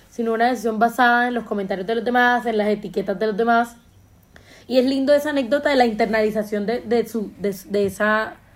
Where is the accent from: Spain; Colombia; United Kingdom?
Colombia; Entonces yo creo que es lindo que uno apropiarse de esa etiqueta de Juan Madre, soy colombiano, y que la gente te recuerde porque le dejaste una huella linda